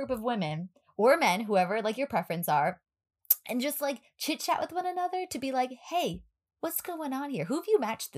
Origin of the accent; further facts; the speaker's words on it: New York, United States; we're from New York